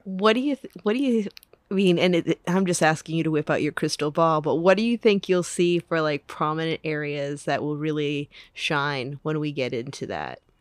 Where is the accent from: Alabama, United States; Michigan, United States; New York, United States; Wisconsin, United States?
Michigan, United States; My home state